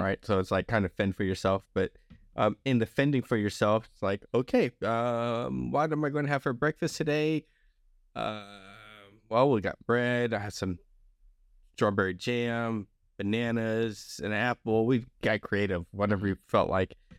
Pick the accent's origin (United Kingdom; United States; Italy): United States; Long Beach, Mississippi; also born or lived in Alabama; nineteen eighty-three, I lived in Long Beach, Mississippi.